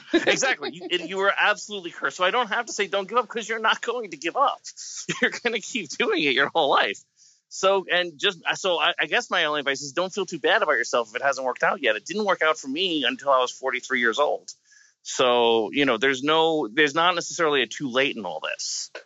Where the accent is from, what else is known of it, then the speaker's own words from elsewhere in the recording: United States; I'm from America